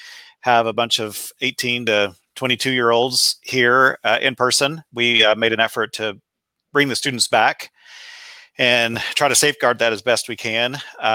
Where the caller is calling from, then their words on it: West Lafayette, Indiana, United States; I'm in West Lafayette, Indiana, which is about midway between Indianapolis and Chicago.